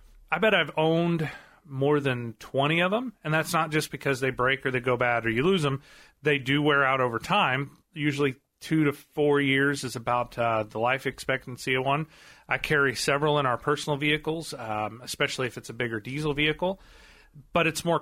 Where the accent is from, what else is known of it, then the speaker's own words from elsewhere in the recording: Marionville, Missouri, United States; I grew up there in Marionville